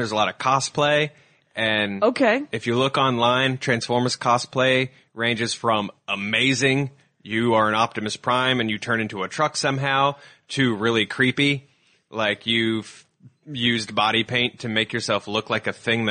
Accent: Louisville, Kentucky, United States; I grew up in Louisville, Kentucky.

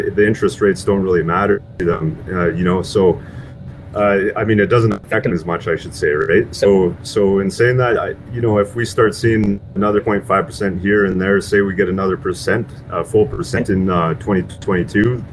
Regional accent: Alberta, Canada; I was actually born and raised in Alberta as well

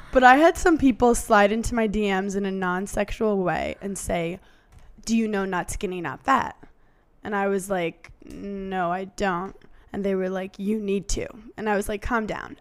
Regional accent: New York, United States; I'm from New York

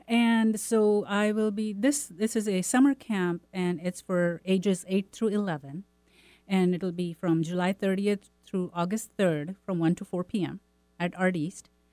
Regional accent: India; moved away; I'm from India

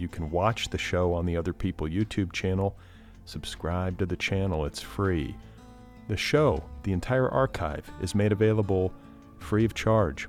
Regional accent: Los Angeles, California, United States; my hometown

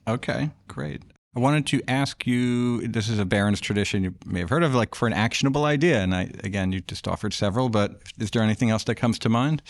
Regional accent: New York, United States; I grew up in New York

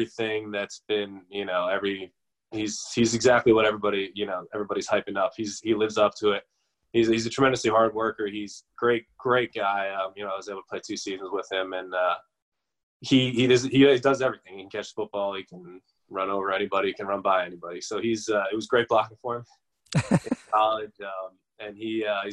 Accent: New Jersey, United States; now in Buffalo, United States

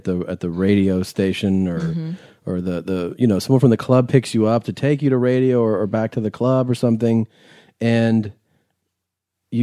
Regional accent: Midwest, United States; also born or lived in the South; now in Los Angeles, United States; I grew up in the Midwest mostly

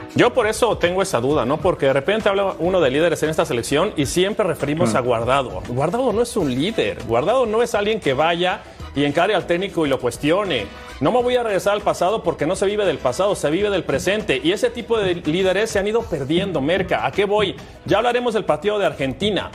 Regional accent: Mexico; como mexicano

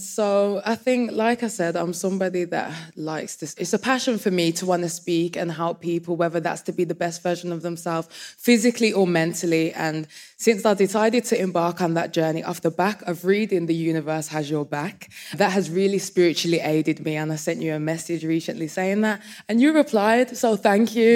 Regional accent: Birmingham, West Midlands, United Kingdom; I'm from Birmingham

